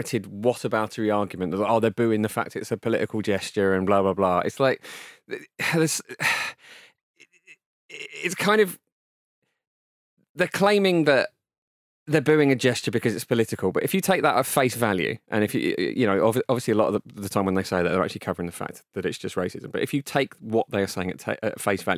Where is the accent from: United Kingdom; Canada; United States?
United Kingdom; England; as an English person